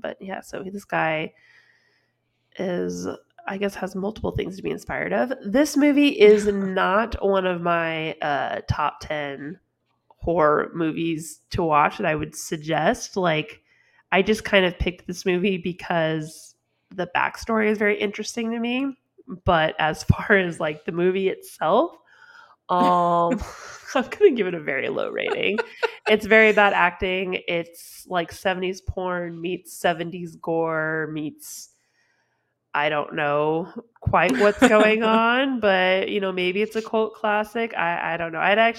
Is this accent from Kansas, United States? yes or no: no; California, United States; Like we grew up in California